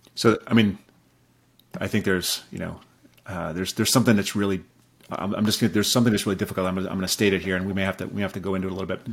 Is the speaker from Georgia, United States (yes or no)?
no; Rapid City, South Dakota, United States; I grew up in Rapid City, South Dakota